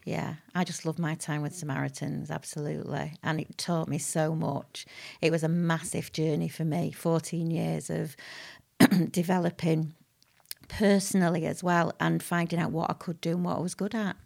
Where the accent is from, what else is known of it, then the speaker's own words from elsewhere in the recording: Manchester, North West England, United Kingdom; also born or lived in Harpurhey, Manchester / Whitefield; I was born in Crumsall Hospital, which is now North Manchester, uh, General